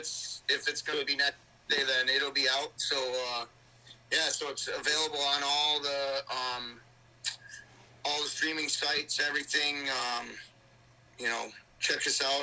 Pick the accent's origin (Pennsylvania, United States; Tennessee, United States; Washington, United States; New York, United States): New York, United States; Versailles; we're from New York